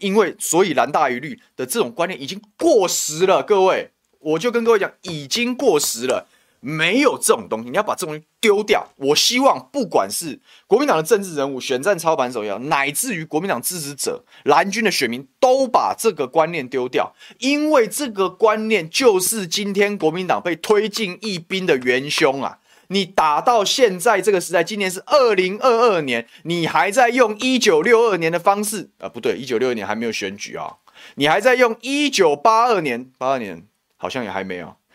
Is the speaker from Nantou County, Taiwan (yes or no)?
no; Taoyuan, Taiwan; 我桃园人